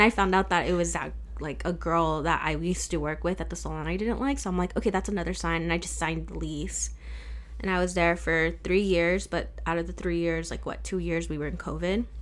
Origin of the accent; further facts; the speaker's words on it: Riverside, California, United States; I grew up here in Riverside, California, and I've stayed around here.